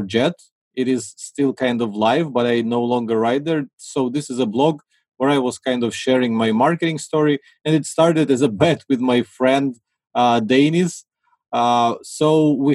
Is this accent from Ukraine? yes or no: yes; Ukraine; I'm from Ukraine